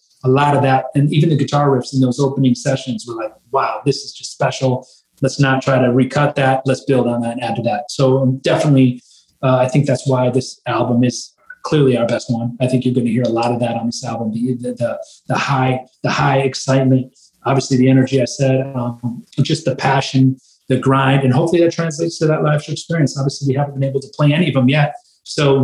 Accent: Michigan, United States; growing up in Michigan

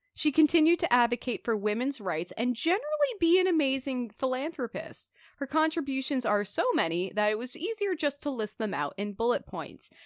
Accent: Minnesota, United States; I never felt like a Minnesotan

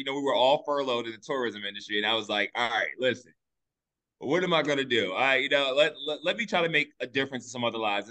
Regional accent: Richmond, Virginia, United States; also born or lived in Washington, D.C.; I was born right here in Richmond, Virginia.

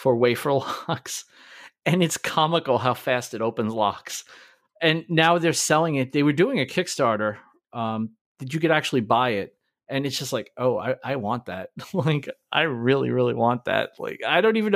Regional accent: New York City, New York, United States; I was Italian. I grew up in Brooklyn

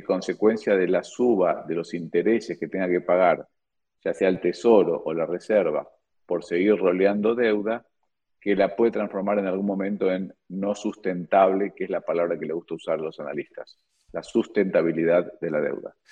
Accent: Argentina; como argentino

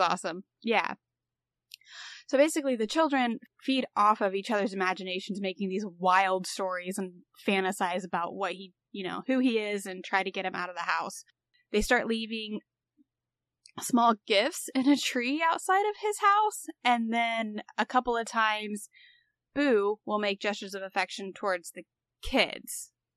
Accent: Indiana, United States; moved away; I'm from Indiana

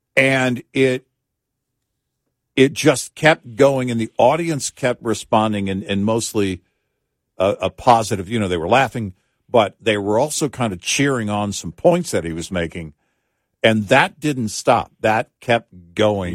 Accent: the South, United States; growing up in the South

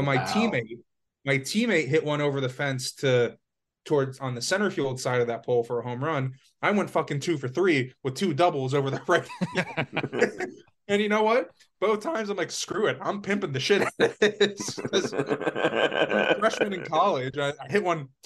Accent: Florida, United States; moved away as an adult; also born or lived in upstate New York; I'm from Florida.

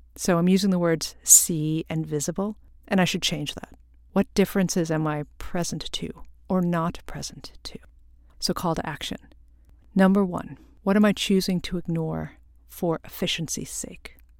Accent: Long Island, New York, United States; also born or lived in Korea; I was born in Korea and adopted to a white family on Long Island, and I grew up in primarily white Christian neighborhoods

